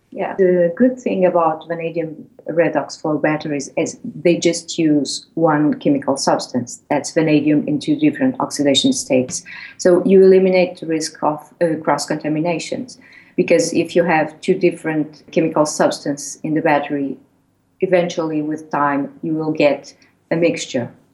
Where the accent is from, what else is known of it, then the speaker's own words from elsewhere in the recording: Portugal; moved away as an adult; now in Hull, United Kingdom; I'm original from Portugal, so I studied in Lisbon